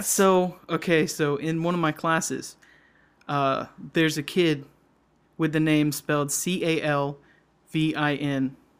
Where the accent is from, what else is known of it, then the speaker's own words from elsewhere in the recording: Georgia, United States; now in Wisconsin, United States; We're just like two Georgia dudes